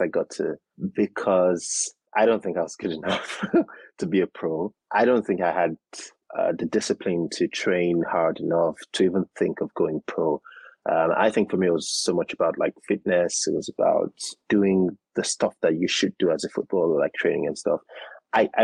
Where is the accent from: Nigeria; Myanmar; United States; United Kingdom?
Nigeria; Nigeria, born, raised in Nigeria